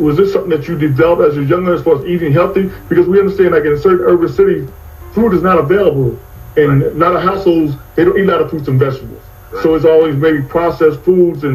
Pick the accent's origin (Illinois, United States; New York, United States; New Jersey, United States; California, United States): New Jersey, United States; moved away as an adult; also born or lived in Charlotte, North Carolina; now in Phoenix, United States; I grew up in New Jersey.